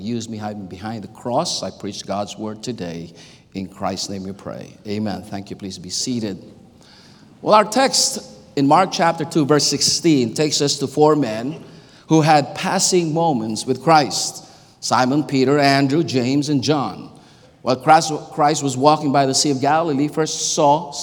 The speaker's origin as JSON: {"language": "English", "country": "Philippines", "tie": "born or raised there", "second_language": "English", "moved": "yes", "said": "I was born and raised in the Philippines"}